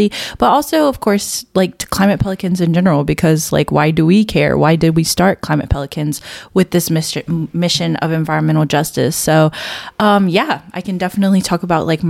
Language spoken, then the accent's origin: English; Baton Rouge, Louisiana, United States; also born or lived in Marshall Islands; I'm from Louisiana, or at least I was raised here